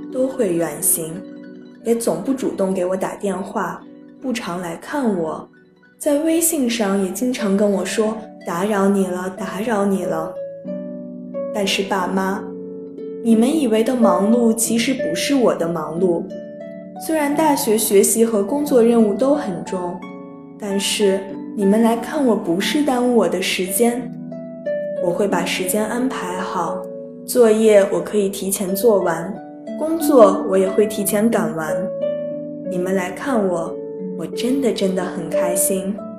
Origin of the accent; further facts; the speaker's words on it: Taiyuan, Shanxi, China; moved away as an adult; now in Nanjing, China; 来自山西太原。我在南京大学，距离我的家乡一千零九十公里